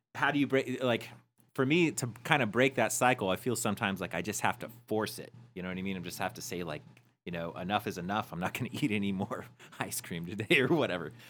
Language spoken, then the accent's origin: English; Peoria, Arizona, United States; we came from Peoria, Arizona